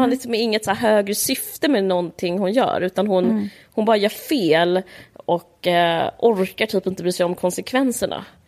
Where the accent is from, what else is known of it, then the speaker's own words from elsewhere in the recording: Sweden; vi som svenskar